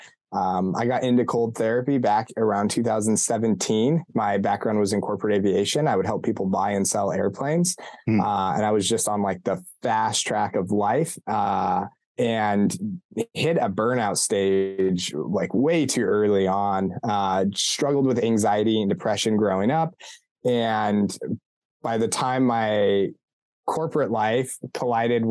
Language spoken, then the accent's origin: English; Colorado, United States; now in Ohio, United States; born and raised in Colorado, Colorado native